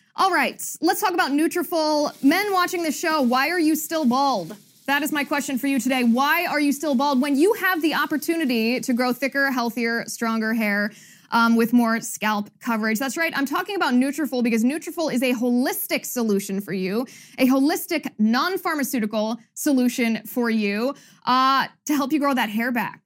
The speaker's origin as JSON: {"language": "English", "country": "United States", "said": "as an American"}